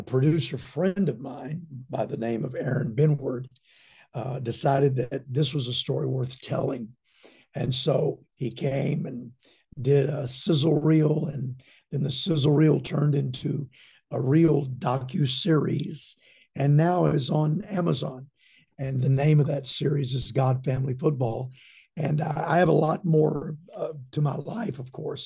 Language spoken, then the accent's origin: English; Shreveport, Louisiana, United States; also born or lived in Texas; I was born in Texas and raised in Louisiana. My dad was a legendary leader and pastor in Shreveport all of my life